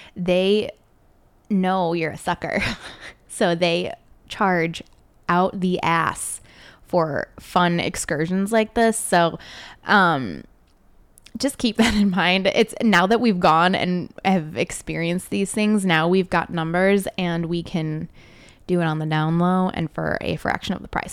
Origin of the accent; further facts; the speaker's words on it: Chicago, Illinois, United States; now in Northwest Indiana, United States; I usually just say I'm from Chicago because I was born and raised on, like, the suburbs. of Chicago